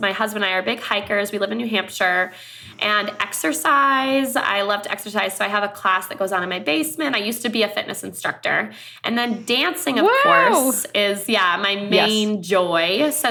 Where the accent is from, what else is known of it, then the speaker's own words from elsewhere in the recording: Thailand; also born or lived in Myanmar; But so I grew up in Thailand as a missionary kid. I grew up also on the border of Myanmar.